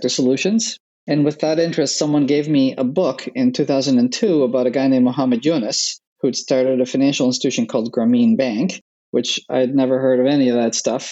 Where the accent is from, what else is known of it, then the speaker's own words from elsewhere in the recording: Netherlands; moved away; I grew up in Holland.